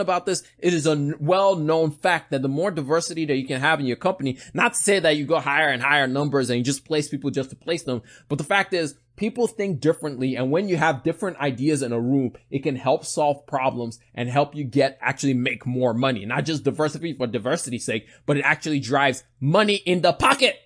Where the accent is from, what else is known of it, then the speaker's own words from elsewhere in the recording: Nigeria; I'm Nigerian